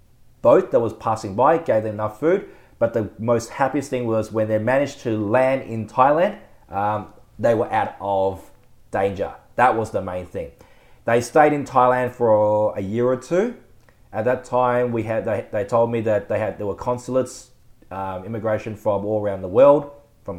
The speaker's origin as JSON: {"language": "English", "town": "Geelong", "region": "Victoria", "country": "Australia", "tie": "born or raised there", "also_born_or_lived": "Melbourne", "said": "I was born in Melbourne, of course. But then after a while, we emigrated to... Well, not emigrated. Why am I talking like that? We moved to Geelong. So I did my primary school education up there in Geelong for the first 6 years"}